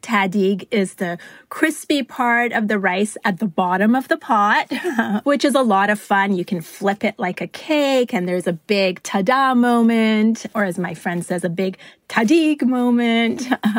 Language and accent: English; Vancouver, British Columbia, Canada; also born or lived in Italy; now in Los Angeles, United States; And we originally moved to Italy, and then from Italy, it was on to Vancouver, Canada. And I grew up in Vancouver before moving to Los Angeles some 20-odd years ago.